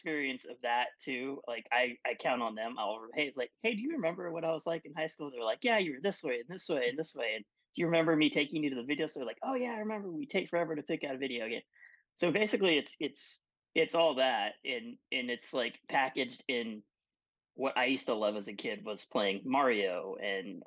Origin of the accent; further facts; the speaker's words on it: West Texas, United States; where I grew up in West Texas